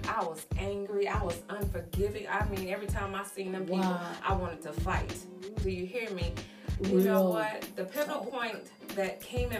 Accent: Arkansas, United States; moved away as an adult; now in Houston, United States; I'm from Arkansas

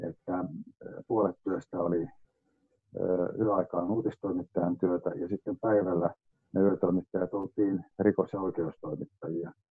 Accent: Valkeakoski, Pirkanmaa, Finland; moved away as an adult; also born or lived in London; kotikaupunkini niin Valkeakosken Sanomien kesätoimittajana

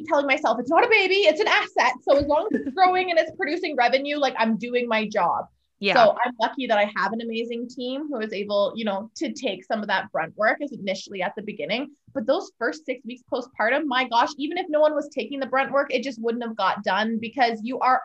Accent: Lethbridge, Alberta, Canada; I am from Lethbridge, Alberta, Canada

